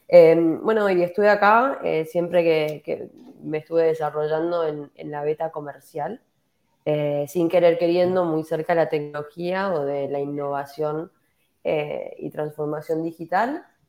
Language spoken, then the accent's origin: Spanish; Argentina; moved away as an adult; now in Santiago, Chile; soy de Argentina, estoy viviendo hace ocho años en, Santiago